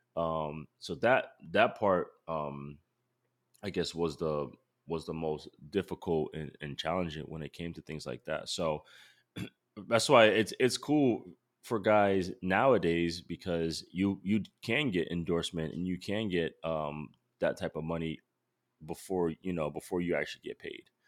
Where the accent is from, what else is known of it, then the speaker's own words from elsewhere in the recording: Rhode Island, United States; moved away; I'm from Rhode Island